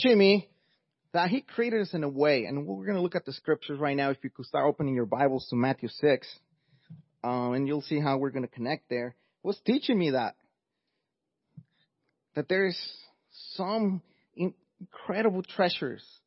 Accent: Mexico; English is a second language; moved away; as you could hear by my accent, I'm not first generation, I'm actually an immigrant from Mexico.

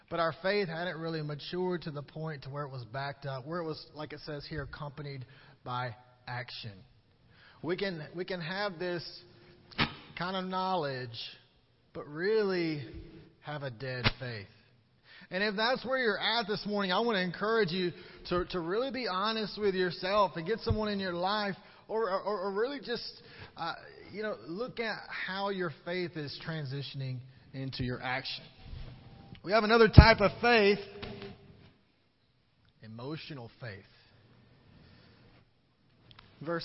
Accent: Columbus, Georgia, United States; I grew up in the Baptist Church in Columbus, Georgia

